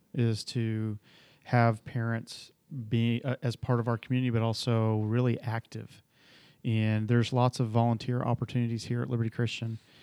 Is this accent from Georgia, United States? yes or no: yes; Atlanta, Georgia, United States; moved away; originally I grew up in Atlanta, Georgia